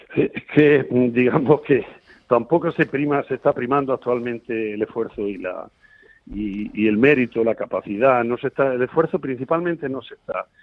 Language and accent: Spanish; Cambil, Andalusia, Spain; aquí en Cambil, que, que digamos es mi pueblo, un pueblo muy bonito de Sierra, de Sierra Mágina.